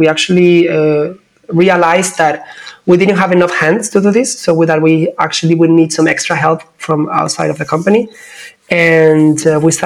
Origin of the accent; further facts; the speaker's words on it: Cádiz, Andalusia, Spain; moved away as an adult; I'm actually right now living in my hometown. Came back some months ago. I wanted to actually connect back with my roots because I was like for 18 years living in different places and I haven't been able to be here that much. So yeah, south of Spain, Cadiz